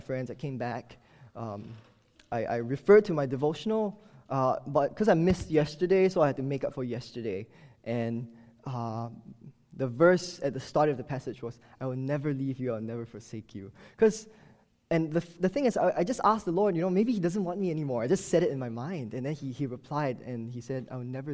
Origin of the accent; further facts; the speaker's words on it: Singapore; moved away as an adult; now in Baltimore, United States; my strange accent, I'm not from the U.S., and I did not grow up here also. I moved to Baltimore from Singapore two years ago